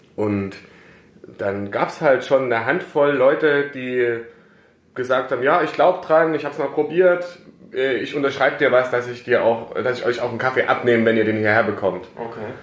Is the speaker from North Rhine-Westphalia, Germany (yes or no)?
no; Plauen, Saxony, Germany; moved away as an adult; also born or lived in Karlsruhe; now in Herrenberg, Germany; ich komme eigentlich aus äh, Sachsen, mhm. aus Plauen in Sachsen, da bin ich geboren und aufgewachsen